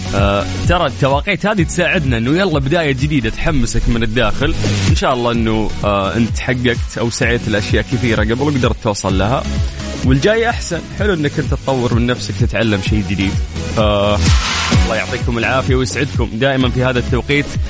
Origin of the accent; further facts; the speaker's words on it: Jeddah, Makkah Province, Saudi Arabia; عندنا في جدة